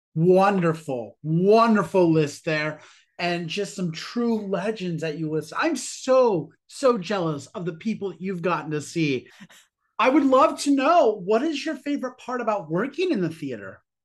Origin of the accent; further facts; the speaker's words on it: New York, United States; As a New Yorker